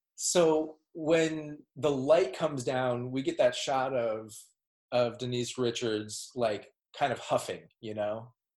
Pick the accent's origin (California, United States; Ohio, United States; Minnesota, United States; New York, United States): Minnesota, United States; Minneapolis; I'm from Minneapolis, Minnesota